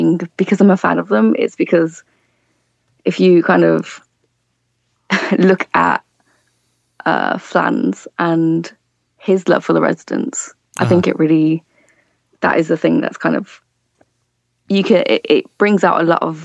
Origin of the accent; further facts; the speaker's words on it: Birmingham, West Midlands, United Kingdom; I'm from Birmingham.